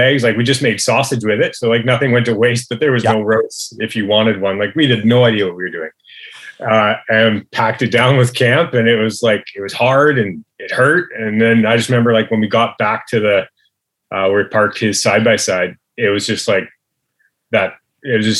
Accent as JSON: {"language": "English", "town": "Chilliwack", "region": "British Columbia", "country": "Canada", "tie": "born or raised there", "said": "pretty much always in the valley. Yeah, pretty much growing up in Chilliwack my whole life."}